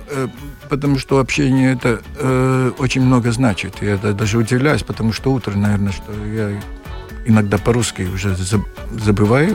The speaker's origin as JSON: {"language": "Russian", "town": "Kuldīga", "region": "Kurzeme", "country": "Latvia", "tie": "born or raised there", "also_born_or_lived": "Dobele / Ventspils / Liepāja / Tallinn", "second_language": "Russian", "said": "я из Кулдыги, я в Добилу родился только"}